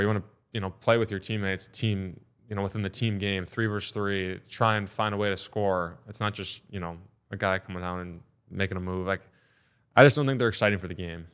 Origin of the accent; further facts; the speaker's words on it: Detroit, Michigan, United States; now in Columbus, United States; I'm from Detroit